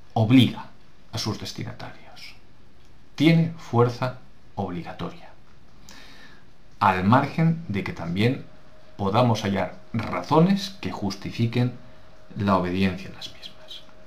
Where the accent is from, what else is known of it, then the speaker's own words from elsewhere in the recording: Spain; nos interesa la nuestra como españoles